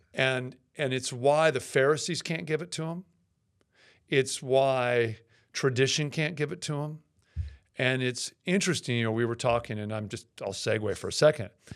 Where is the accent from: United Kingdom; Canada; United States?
United States; Seattle, Washington; I grew up in Seattle